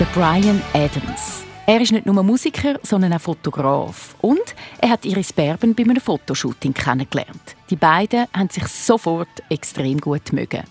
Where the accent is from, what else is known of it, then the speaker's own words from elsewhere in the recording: Switzerland; bei uns in der Schweiz